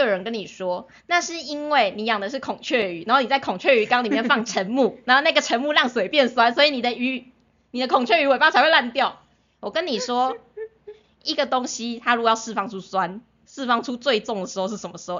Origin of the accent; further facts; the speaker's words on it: Taiwan; 我也是虎生土长台湾人